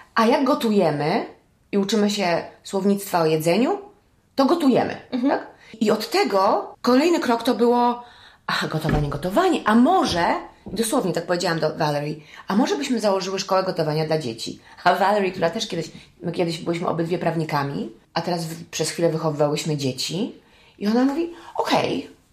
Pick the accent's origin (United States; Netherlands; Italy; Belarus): United States; now in Poland; wychowałam się w Stanach